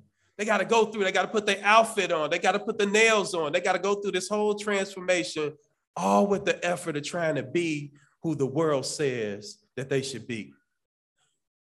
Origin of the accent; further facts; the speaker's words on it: Chicago, Illinois, United States; growing up in Cabrini Green for many years